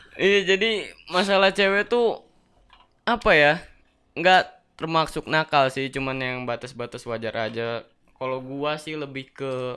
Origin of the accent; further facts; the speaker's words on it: Banten, Indonesia; gue dari Banten